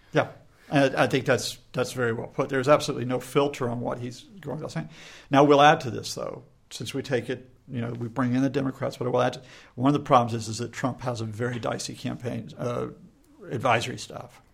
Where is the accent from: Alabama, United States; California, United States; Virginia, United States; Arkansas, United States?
Alabama, United States; my home state of Alabama